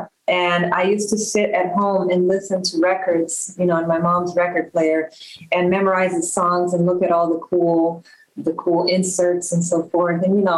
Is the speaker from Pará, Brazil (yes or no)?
no; Rio de Janeiro, Brazil; English is a second language; also born or lived in Belgium; now in United States; Like you said, I'm from Rio de Janeiro, Brazil, and I've been living in the U.S. over 20 years. I was actually born in Belgium, but just by chance, because my dad was working there.